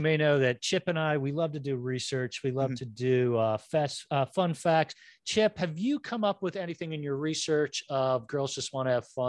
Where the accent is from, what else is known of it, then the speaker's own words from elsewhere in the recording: United States; we're rinky dink Philly and New Jersey.